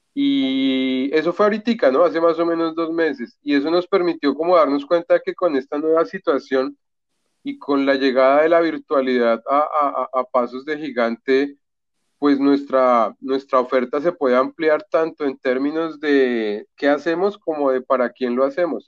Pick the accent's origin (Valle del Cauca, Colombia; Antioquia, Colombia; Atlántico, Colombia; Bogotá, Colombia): Bogotá, Colombia; moved away as an adult; now in Florianópolis, Brazil; Yo soy de Bogotá